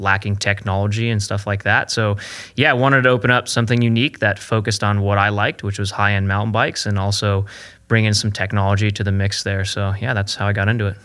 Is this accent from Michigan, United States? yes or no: no; California, United States; also born or lived in Pennsylvania; I grew up in California riding dust all the time